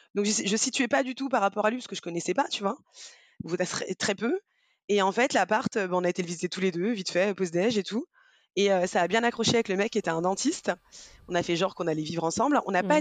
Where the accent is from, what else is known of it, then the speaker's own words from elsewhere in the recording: Rennes, Brittany, France; moved away as an adult; now in Paris, France; je suis originaire euh, de Rennes